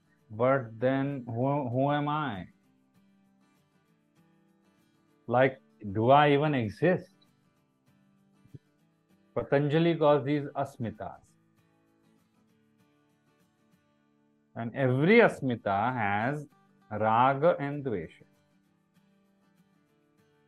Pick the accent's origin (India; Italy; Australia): India; as an Indian citizen.